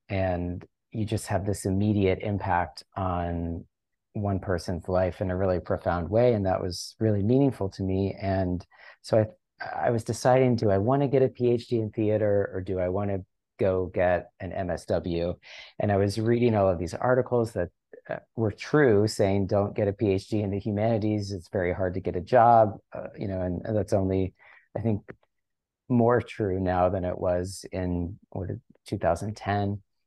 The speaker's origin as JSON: {"language": "English", "town": "Chesapeake Beach", "region": "Maryland", "country": "United States", "tie": "born or raised there", "also_born_or_lived": "New York", "moved": "as an adult", "said": "I left my hometown of Ma-, in Chesapeake Beach, Maryland, and went to, uh, to study dance in college"}